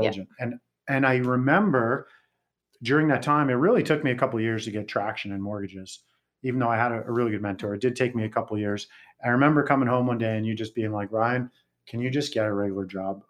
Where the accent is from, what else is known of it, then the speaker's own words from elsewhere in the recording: West Coast, Canada; moved away; also born or lived in Calgary / Las Vegas; I'm from West Coast